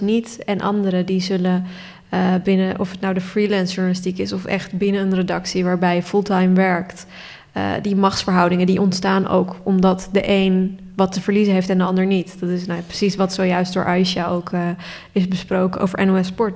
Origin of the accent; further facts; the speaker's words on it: Turkey; now in Netherlands; ik ben geboren in Turkije